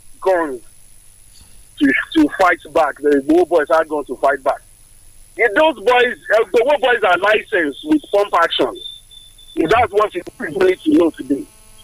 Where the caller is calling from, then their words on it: Obada, Ogun State, Nigeria; from Obada.